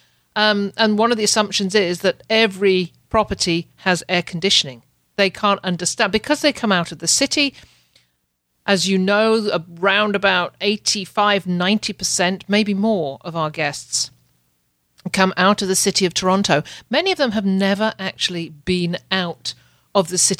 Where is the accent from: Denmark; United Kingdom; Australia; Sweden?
United Kingdom; now in Canada; I'm a Brit